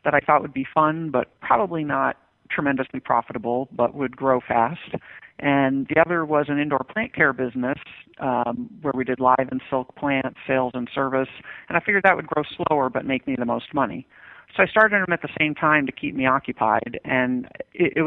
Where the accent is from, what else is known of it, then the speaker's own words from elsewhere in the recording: Westchester County, New York, United States; I grew up in Westchester County, New York, which is one of the wealthiest places in the nation